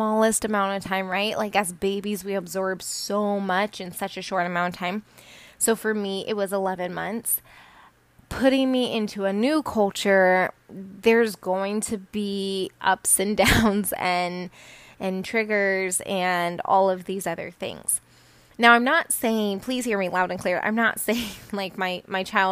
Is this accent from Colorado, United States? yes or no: yes; Colorado, United States; also born or lived in Peru; I was adopted from Peru and I was raised in a pretty non-diverse community in Colorado